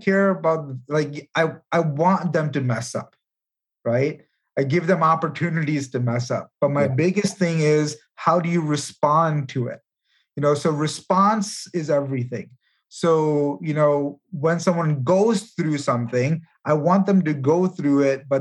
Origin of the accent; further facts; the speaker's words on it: India; moved away; I come from India. I was born there